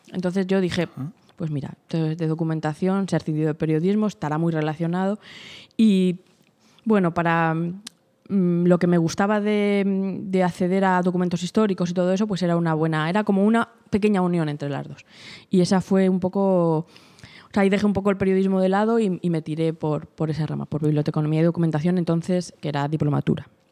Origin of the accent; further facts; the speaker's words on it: Fuentidueña de Tajo, Community of Madrid, Spain; siempre, siempre he vivido aquí, ¿no? Mis padres han vivido aquí y, desde pequeñita, pues mi infancia y todo, todo ha sido aquí, aquí en Fuentidueña